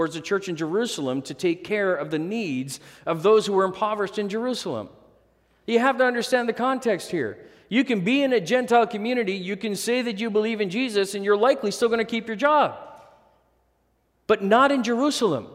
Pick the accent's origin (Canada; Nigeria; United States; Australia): Canada; Manitoba; we grew up in Manitoba housing, low-income housing. When we first moved to Canada, we were on social assistance for the first while